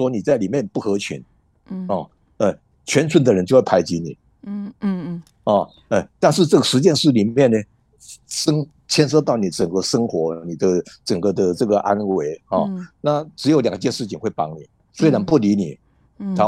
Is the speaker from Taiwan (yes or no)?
yes; Taiwan; moved away as an adult; now in Japan; 但是我们台湾人都会把它当真，因为我们很诚恳。